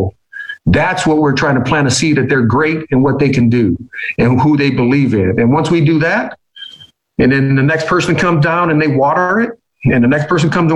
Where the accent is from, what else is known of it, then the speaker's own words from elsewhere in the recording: Fort Wayne, Indiana, United States; moved away; my hometown of Fort Wayne, Indiana